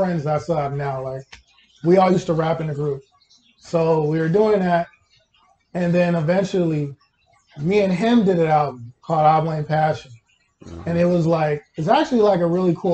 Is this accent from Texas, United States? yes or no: yes; Houston, Texas, United States; also born or lived in Kansas City, Kansas / Fort Bend County, Texas; I was in Houston from kindergarten to sixth grade